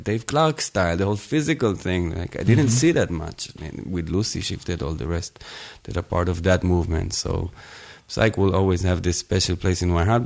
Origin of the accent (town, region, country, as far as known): Tel Aviv, Tel Aviv District, Israel; now in Berlin, Germany